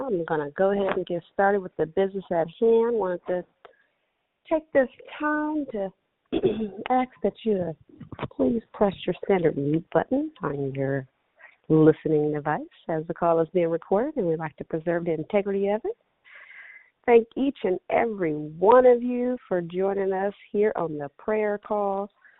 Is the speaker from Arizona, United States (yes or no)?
yes; Arizona, United States; I'm a teacher from Arizona.